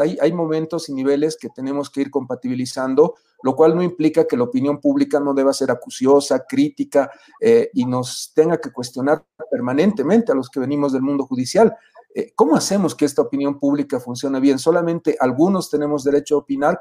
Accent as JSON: {"language": "Spanish", "country": "Bolivia", "said": "a reencontrarnos como bolivianos"}